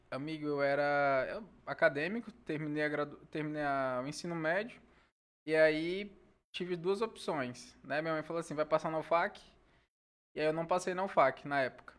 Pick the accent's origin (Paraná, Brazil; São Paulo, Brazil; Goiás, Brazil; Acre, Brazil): Acre, Brazil; Senador Guiomard; moved away as an adult; now in Rio Branco, Brazil; só não tá na certidão de nascimento, mas praticamente eu sou mesmo de Senador Guilmar